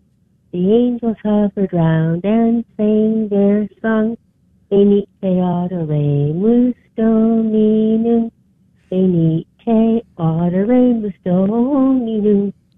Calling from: Birmingham, Alabama, United States; Birmingham, Alabama.

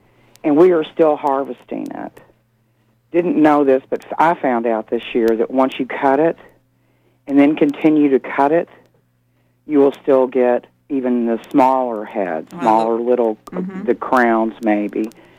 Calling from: St. Albans, Maine, United States; I'm calling from St. Albans.

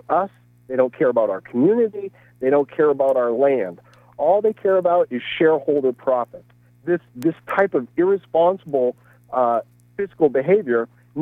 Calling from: Bangor, Maine, United States; I'm calling from Bangor

